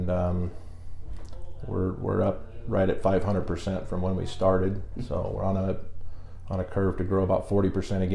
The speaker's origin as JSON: {"language": "English", "town": "O'Neill", "region": "Nebraska", "country": "United States", "tie": "born or raised there", "also_born_or_lived": "Lincoln, Nebraska / Omaha, Nebraska", "moved": "as an adult", "lives_now": "York, United States", "said": "So I'm from North Central Nebraska, O'Neill to be exact. That's where I graduated from"}